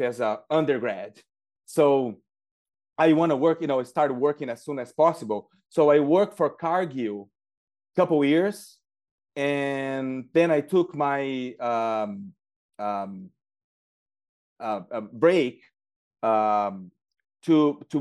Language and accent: English; Uraí, Paraná, Brazil; now in United States; I'm originally from Brazil, and I grew up in a small town called Urai